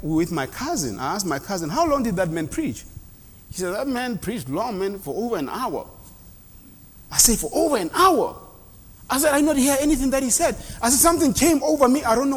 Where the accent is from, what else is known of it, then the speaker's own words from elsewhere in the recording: South Africa; moved away; they taught us that in South Africa in schools